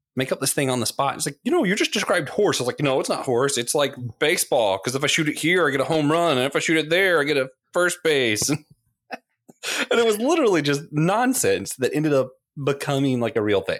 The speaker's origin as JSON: {"language": "English", "town": "Tallahassee", "region": "Florida", "country": "United States", "tie": "born or raised there", "said": "I grew up in Tallahassee"}